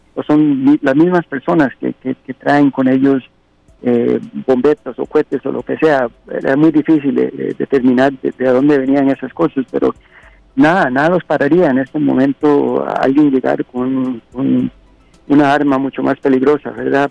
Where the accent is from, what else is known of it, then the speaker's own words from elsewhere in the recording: Costa Rica; now in Los Angeles, United States; mi país eh, nativo de Costa Rica